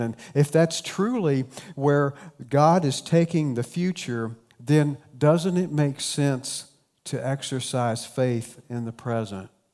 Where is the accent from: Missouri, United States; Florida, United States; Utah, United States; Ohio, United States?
Ohio, United States; South Point; accent: Appalachian; now in Central Ohio, United States; my hometown of South Point, Ohio. It's small town, southern Ohio, very strong Appalachian culture. You could probably tell that already by my accent.